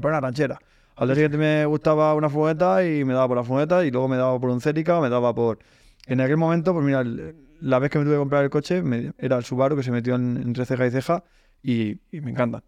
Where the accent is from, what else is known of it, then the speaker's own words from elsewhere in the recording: Sabadell, Catalonia, Spain; moved away; soy de Sabadell, aunque ahora ya me he mudado y vivo en otro sitio